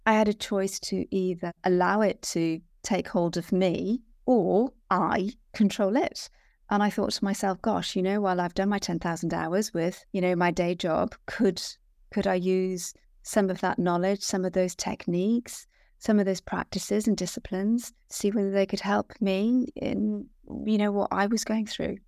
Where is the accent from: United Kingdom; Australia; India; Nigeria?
United Kingdom; Wales; I'm, I'm born and bred Welsh, so I'm Welsh